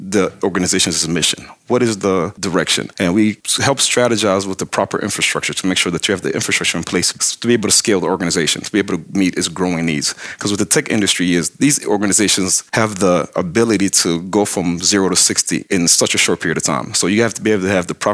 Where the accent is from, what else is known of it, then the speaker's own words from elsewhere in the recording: DR Congo; now in Atlanta, United States; Originally, I'm from Zaire.